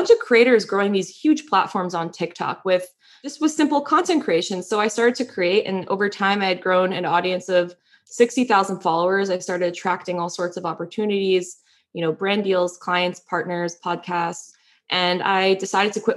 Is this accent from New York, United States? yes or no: yes; New York, United States; I'm a New Yorker. So I'm like, I want to stay on the East Coast where my family are